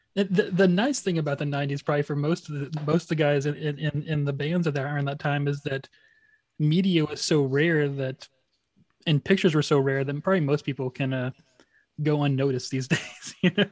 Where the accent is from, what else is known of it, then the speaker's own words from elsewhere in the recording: Wichita Falls, Texas, United States; now in Austin, United States; I'm from Wichita Falls, which has about a hundred thousand people